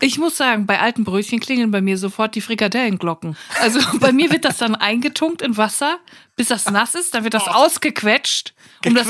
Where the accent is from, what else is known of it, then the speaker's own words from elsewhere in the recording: Germany; Ich bin Deutsche